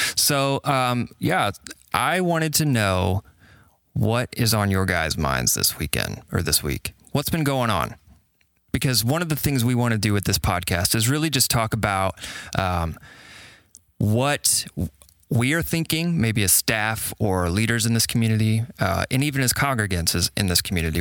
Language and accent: English; Carmel, Indiana, United States; also born or lived in Birmingham, Alabama; I was born and raised in Indiana and grew up in Carmel